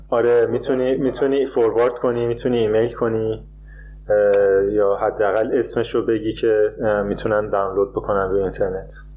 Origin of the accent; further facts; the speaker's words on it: Iran; moved away; من به عنوان یه ایرانی اینجوری بزرگ شدم که کشورم رو دوست نداشتم